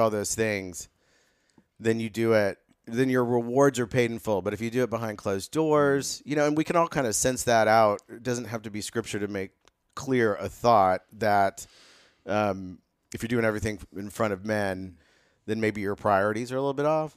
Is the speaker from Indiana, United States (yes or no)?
yes; Carmel, Indiana, United States; moved away as an adult; also born or lived in Ethiopia; I grew up in Carmel, Indiana, right down the road from you, Johnny